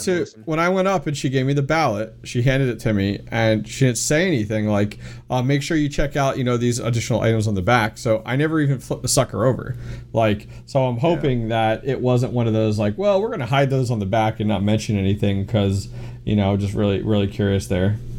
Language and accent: English; Pennsylvania, United States; I'm from Pennsylvania